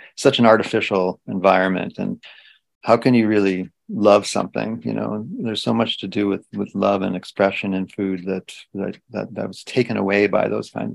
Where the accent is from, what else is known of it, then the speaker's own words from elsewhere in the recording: Canada; being Canadian